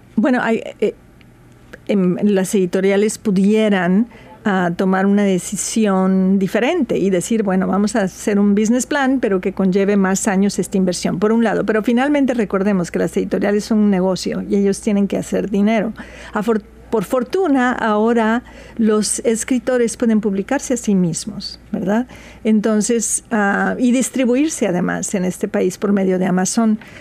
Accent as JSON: {"language": "Spanish", "region": "Veracruz", "country": "Mexico", "moved": "yes", "lives_now": "Seattle, United States", "said": "soy jarocha de Veracruz, México"}